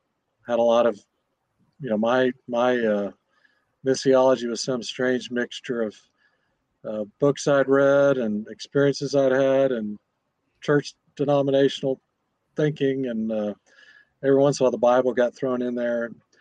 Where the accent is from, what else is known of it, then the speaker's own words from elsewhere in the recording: Indonesia; born there; I was born in Indonesia. My parents were gospel workers there.